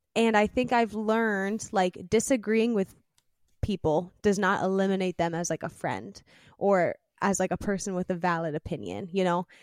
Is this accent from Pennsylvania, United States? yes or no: yes; Pennsylvania, United States; I was born in Pennsylvania, in the United States.